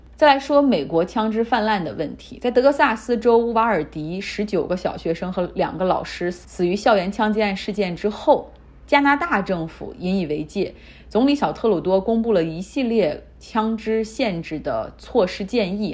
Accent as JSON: {"language": "Chinese", "town": "Harbin", "region": "Heilongjiang", "country": "China", "tie": "born or raised there", "moved": "yes", "lives_now": "United States", "said": "我家乡哈尔滨"}